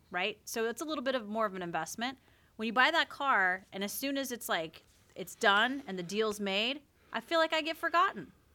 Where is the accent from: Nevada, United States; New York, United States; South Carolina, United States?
South Carolina, United States; now in Oregon, United States; I'm from South Carolina